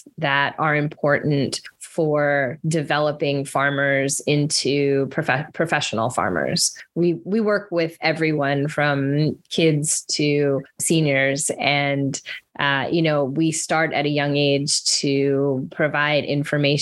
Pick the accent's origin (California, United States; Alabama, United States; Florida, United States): Florida, United States; moved away as an adult; now in New Orleans, United States; I'm a Florida girl